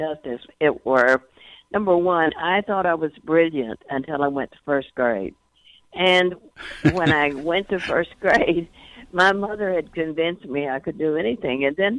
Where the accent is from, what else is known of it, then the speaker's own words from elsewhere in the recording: North Louisiana, United States; Well, I grew up in North Louisiana during the Depression, and also we were extraordinarily poor, and it was during the Jim Crow era.